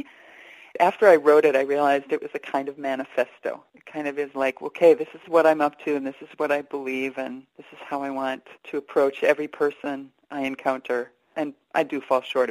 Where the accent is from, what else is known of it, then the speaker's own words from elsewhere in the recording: Stillwater, Minnesota, United States; I grew up in Stillwater, Minnesota, a lovely river town